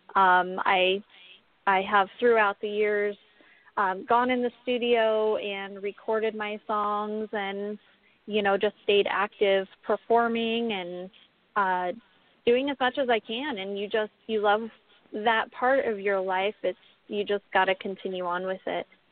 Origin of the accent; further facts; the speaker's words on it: Pismo Beach, California, United States; now in Las Vegas, United States; I grew up in California, um, off of the Central Coast. Uh, I don't know if you guys are familiar with Pismo Beach, but right in that area